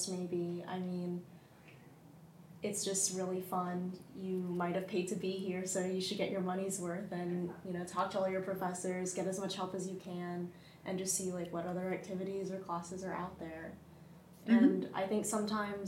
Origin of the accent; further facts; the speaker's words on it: Dallas, Texas, United States; moved away as an adult; I am from Dallas, Texas, so I spent a lot of my childhood volunteering at the Dallas Zoo